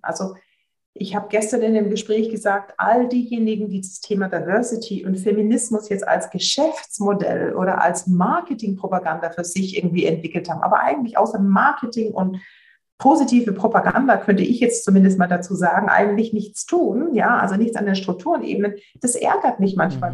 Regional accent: Swabia, Germany; wie ich jetzt als Schwäbin sagen würde

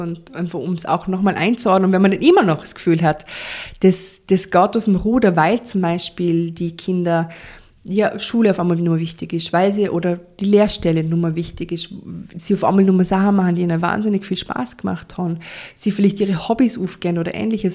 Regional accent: Vorarlberg, Austria; bei uns in Vorarlberg

